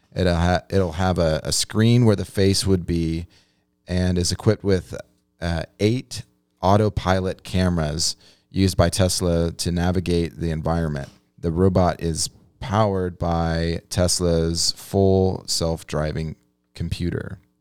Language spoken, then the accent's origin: English; United States; I grew up on the Mississippi River